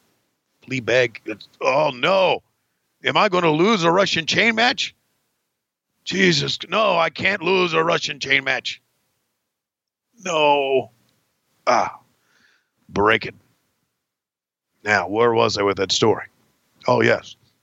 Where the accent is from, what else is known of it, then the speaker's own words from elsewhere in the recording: Canada; I'm really a Canadian